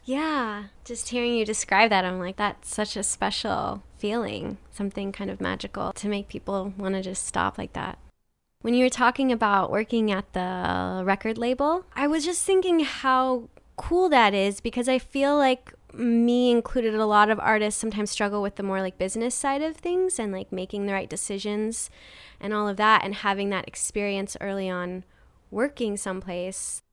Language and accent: English; Nebraska, United States; also born or lived in New York City, United States; now in Los Angeles, United States; I'm originally from Nebraska, and then I moved to New York